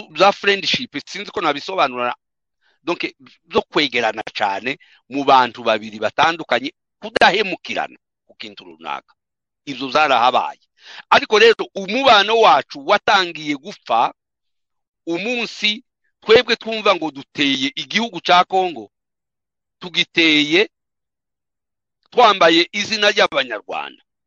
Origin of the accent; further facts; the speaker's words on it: South Kivu, DR Congo; ntabwo turi abarwanda fone no turaba turaba turi abanyekongo